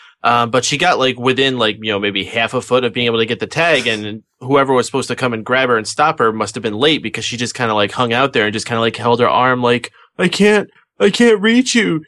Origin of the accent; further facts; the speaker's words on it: Canada; No, you can't say more politely than me. I'm Canadian.